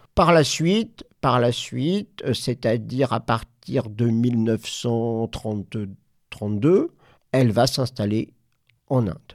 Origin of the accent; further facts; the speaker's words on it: Normandy, France; je viens de Normandie